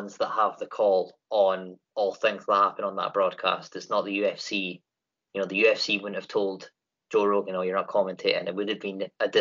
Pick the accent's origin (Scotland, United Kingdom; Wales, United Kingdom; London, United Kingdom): Scotland, United Kingdom; I'm from Great Britain, Scottish born